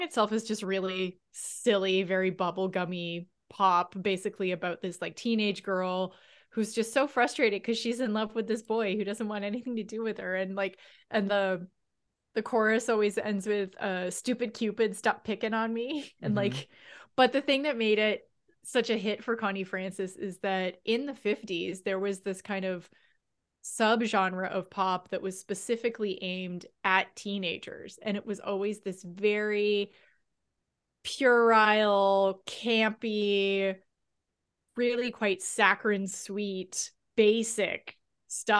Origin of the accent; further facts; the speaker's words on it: Windsor, Ontario, Canada; growing up in Windsor